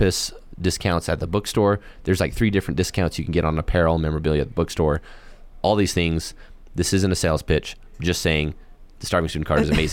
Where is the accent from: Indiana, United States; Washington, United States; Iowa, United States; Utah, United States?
Utah, United States; Moab; moved away as an adult; now in Cedar City, United States; Raised in Moab